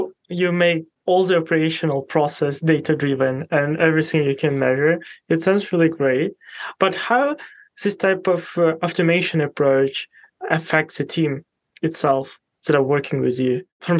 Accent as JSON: {"language": "English", "country": "Ukraine", "tie": "born or raised there", "moved": "as an adult", "lives_now": "Poland", "said": "I was born and raised in Ukraine. I moved to Poland like around 5 years ago to pursue my career because I got like a great offer. And I do have still a family now there in Ukraine, in Kharkiv."}